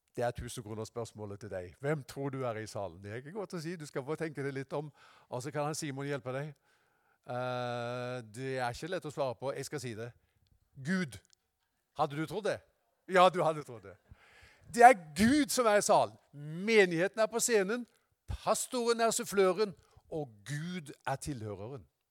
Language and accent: Norwegian; Haugesund, Rogaland, Norway; Jeg var hjemme i Haugesund, i Misjonskirka.